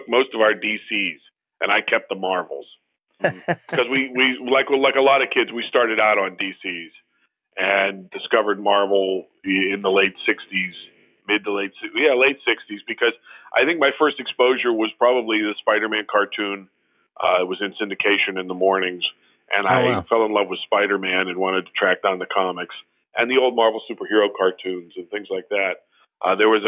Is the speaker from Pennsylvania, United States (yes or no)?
yes; Pittsburgh, Pennsylvania, United States; also born or lived in Bellevue, Pennsylvania; I grew up in the North Hills of Pittsburgh